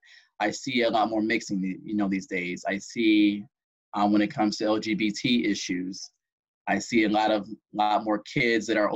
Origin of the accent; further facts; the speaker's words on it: Belleville, Michigan, United States; moved away as an adult; now in Baltimore, United States; my hometown, Belleville, Michigan, Ann Arbor area